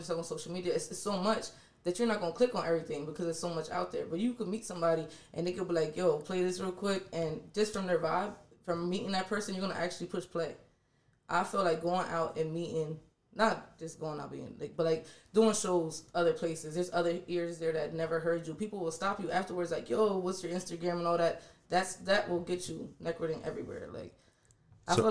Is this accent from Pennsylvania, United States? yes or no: yes; York, Pennsylvania, United States; moved away as an adult; also born or lived in Washington, D.C.; I definitely was born and raised in York, but like I said, I ventured out. I lived in D.C. for a little bit.